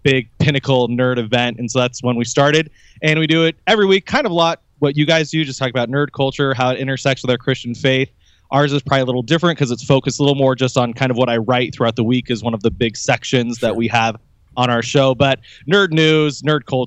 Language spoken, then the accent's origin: English; Chicago, Illinois, United States; I'm from Chicago